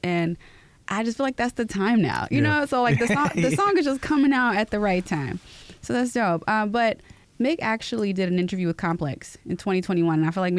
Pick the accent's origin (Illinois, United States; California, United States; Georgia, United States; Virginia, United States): Illinois, United States; Chicago; I am from Chicago and I've lived all over the place.